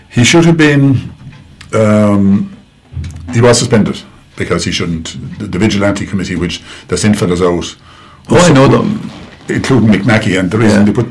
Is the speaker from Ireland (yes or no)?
yes; Dublin, Leinster, Ireland; oh, I'm from Dublin.